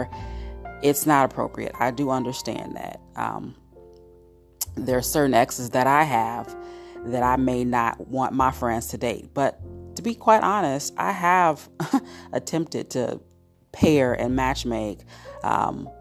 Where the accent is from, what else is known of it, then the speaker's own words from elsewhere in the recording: Cincinnati, Ohio, United States; my hometown of Cincinnati, Ohio